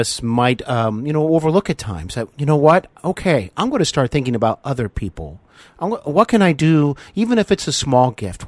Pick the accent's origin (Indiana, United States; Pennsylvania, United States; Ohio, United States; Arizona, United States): Ohio, United States; Cincinnati; I actually host Hollywood and Beyond here in my hometown of Cincinnati, Ohio